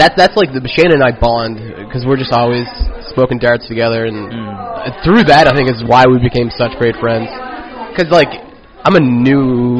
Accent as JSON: {"language": "English", "region": "Nova Scotia", "country": "Canada", "moved": "as an adult", "lives_now": "Victoria, Canada", "said": "I'm from Nova Scotia."}